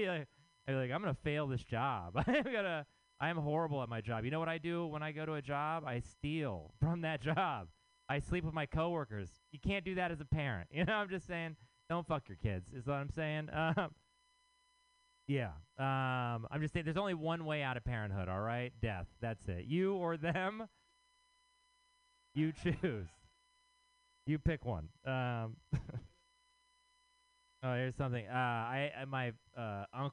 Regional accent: Texas, United States; now in San Francisco, United States; I am from Texas

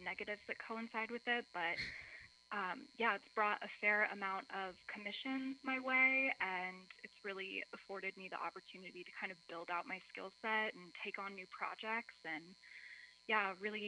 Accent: Indiana, United States; also born or lived in North Beach, San Francisco; now in San Francisco, United States; I'm from Indiana originally

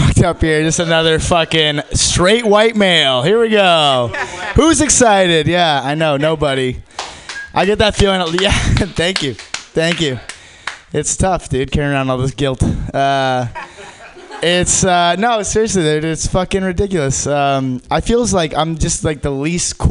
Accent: Hawaii, United States; now in San Francisco, United States; I grew up in Hawaii, so actually I was the minority

